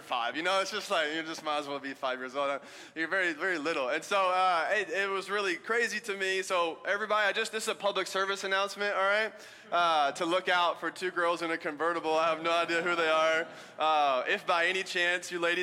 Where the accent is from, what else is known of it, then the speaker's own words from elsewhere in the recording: Alabama, United States; moved away; I'm from Alabama